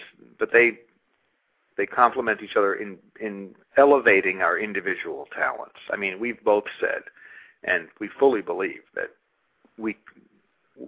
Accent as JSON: {"language": "English", "region": "Massachusetts", "country": "United States", "said": "We're both from Massachusetts, from sort of Catholic, you know, Irish family"}